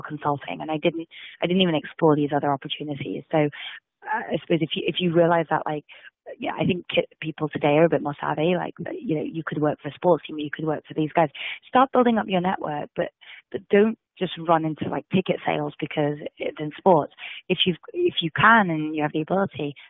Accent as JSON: {"language": "English", "region": "England", "country": "United Kingdom", "tie": "born or raised there", "also_born_or_lived": "India", "moved": "as an adult", "lives_now": "United States", "said": "I was born and brought up in England."}